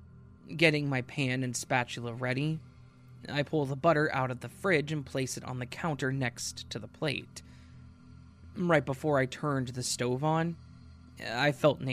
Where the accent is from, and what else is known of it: Denver, Colorado, United States